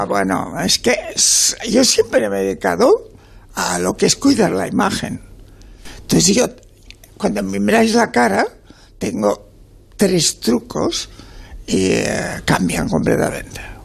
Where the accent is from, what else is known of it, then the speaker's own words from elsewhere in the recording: Catalonia, Spain; yo vengo y nací en la República Catalana, en el 36